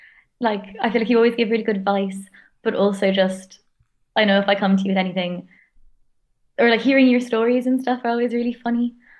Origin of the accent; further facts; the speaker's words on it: Hong Kong; now in Ireland; I'm a friend of Shannon's from her master's. I am Irish, but I didn't grow up here. I grew up in Hong Kong